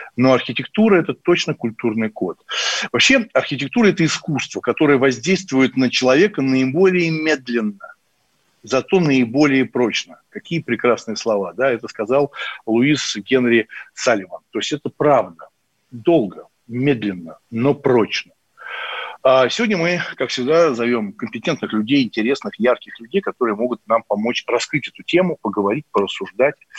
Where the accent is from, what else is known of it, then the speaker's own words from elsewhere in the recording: Moscow, Russia; я коренной москвич с большой историей там моей семьи